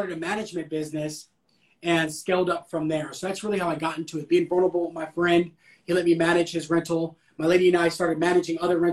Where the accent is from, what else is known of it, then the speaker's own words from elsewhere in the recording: California, United States; I'm from Cali